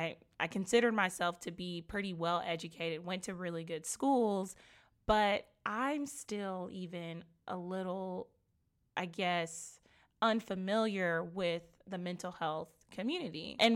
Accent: Nigeria; I can relate to that as well, being Nigerian, and it's just not something that people are very comfortable talking about.

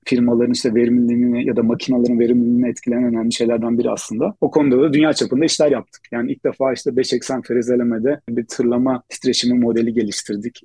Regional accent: Istanbul, Turkey; moved away as an adult; also born or lived in Ankara, Turkey; Aslında İstanbulluyum.

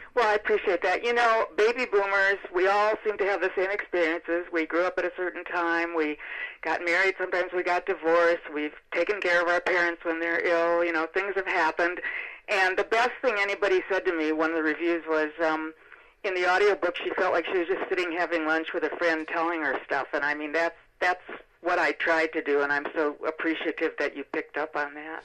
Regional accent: Milwaukee, Wisconsin, United States; moved away as an adult; also born or lived in Los Angeles; I'm from Milwaukee

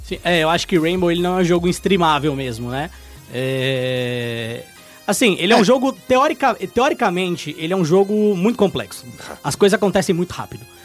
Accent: São Bernardo do Campo, São Paulo, Brazil; eu sou de São Bernardo, lá é, mano, é a Califórnia brasileira

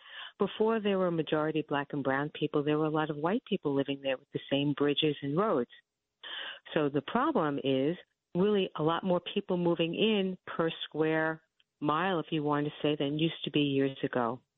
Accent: New York City, New York, United States; Yeah, I grew up in Flushing.

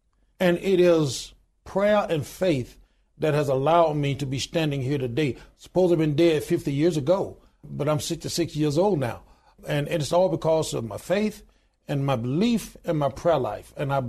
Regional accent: Deep South, United States; born there; as I said, I was born in the Deep South. My father worked extremely hard. We didn't have a whole lot.

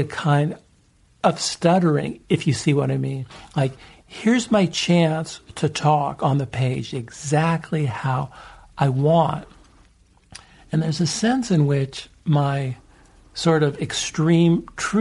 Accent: San Francisco, California, United States; also born or lived in Los Angeles; I grew up in San Francisco and L.A.

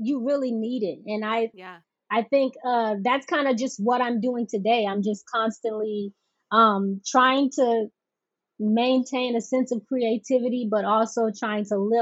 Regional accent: Oakland, Florida, United States; also born or lived in Boca Raton, Florida; I'm originally from Florida. A very small town in Florida called Oakland

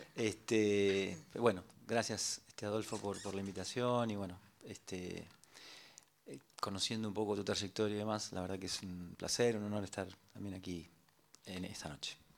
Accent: Morón, Buenos Aires Province, Argentina; Soy de Morón

